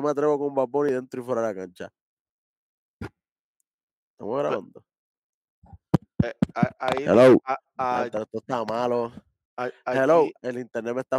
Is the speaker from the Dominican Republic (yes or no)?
yes; Dominican Republic; yo soy dominicano también.